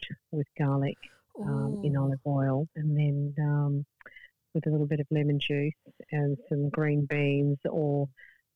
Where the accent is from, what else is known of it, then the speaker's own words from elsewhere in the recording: Adelaide, South Australia, Australia; now in Darwin, Australia; I wasn't born in Darwin, I'm from Adelaide originally, so my family aren't here